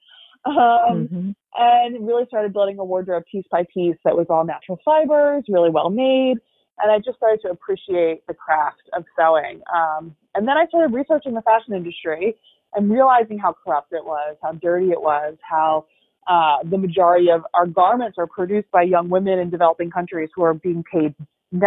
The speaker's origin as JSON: {"language": "English", "town": "Havertown", "region": "Pennsylvania", "country": "United States", "tie": "born or raised there", "said": "I'm from Havertown. I grew up right outside Philly"}